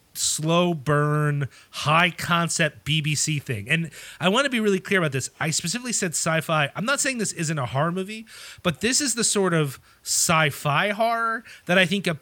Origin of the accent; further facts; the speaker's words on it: Ireland; as an Irish person